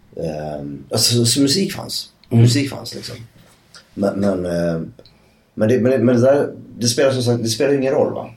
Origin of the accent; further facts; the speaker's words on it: Södertälje, Stockholm County, Sweden; jag kommer ju från Södertälje